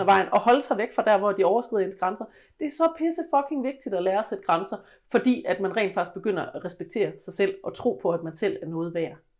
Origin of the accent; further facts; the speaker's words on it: West Jutland, Central Denmark Region, Denmark; jeg voksede op i Vestjylland